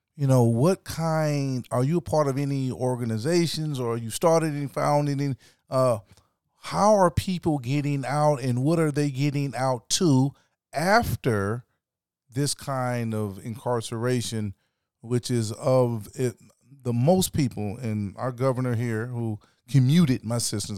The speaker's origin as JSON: {"language": "English", "region": "South Carolina", "country": "United States", "tie": "born or raised there", "moved": "yes", "said": "I was raised partially in South Carolina"}